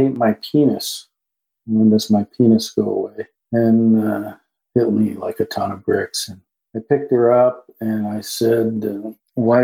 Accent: upstate New York, United States; I grew up in upstate New York in a small mill town that all the mills had died

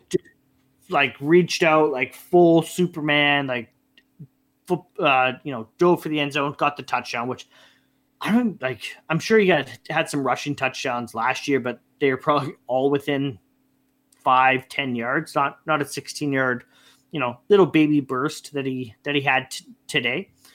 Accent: Canada; being Canadian, we're hockey guys

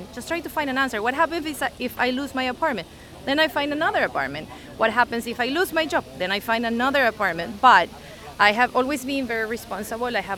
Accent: Venezuela; also born or lived in Seattle, United States; now in Lisbon, Portugal; I'm originally from Venezuela, and when I arrived to the US

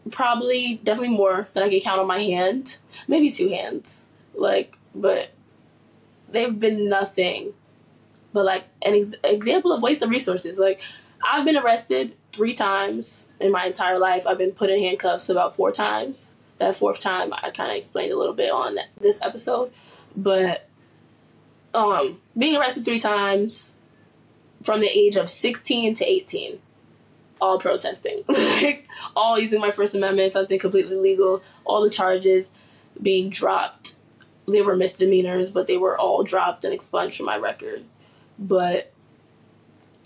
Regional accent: New York City, New York, United States; I'm a New York native, born and raised in Harlem

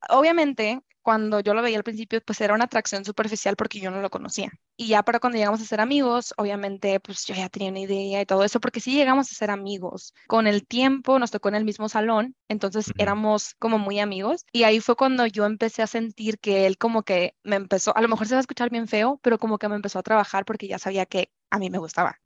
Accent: Culiacán, Sinaloa, Mexico; moved away as an adult; now in Guadalajara, Mexico; yo soy de Culiacán, viví toda mi vida en Culiacán, ahorita uh. vivo en Guadalajara

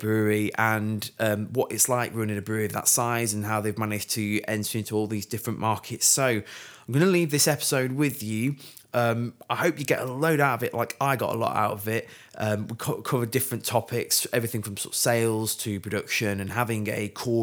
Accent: Sheffield, Yorkshire and the Humber, United Kingdom; my hometown of Sheffield

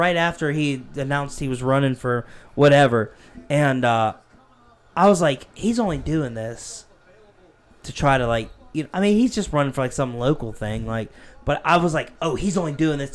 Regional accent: Pennsylvania, United States; now in South Carolina, United States; I moved from Pennsylvania to South Carolina is because people up there were so mean to me growing up

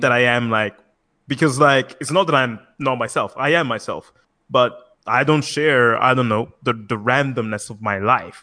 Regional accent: Italy; I'm actually from Italy.

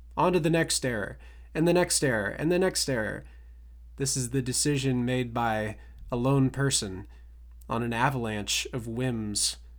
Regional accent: Ohio, United States; my hometown Ohio pride

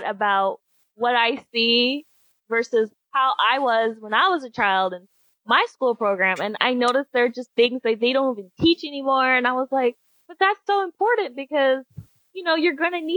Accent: Georgia, United States; moved away as an adult; now in California, United States; I grew up in Georgia. I grew up in the Southern public school sector

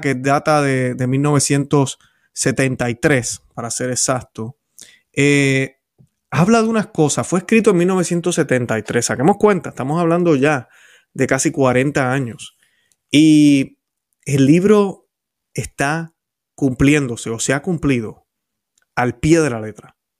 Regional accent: Puerto Rico; yo recuerdo haber visto de pequeño en la televisión en Puerto Rico

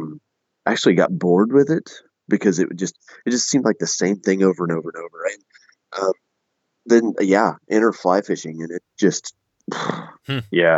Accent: southern Missouri, United States; we're from Missouri.

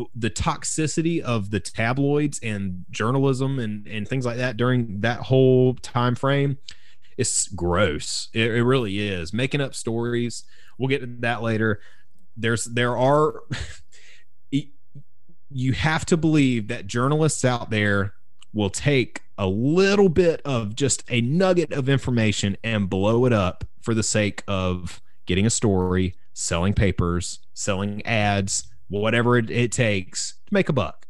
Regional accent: South Carolina, United States; growing up in South Carolina

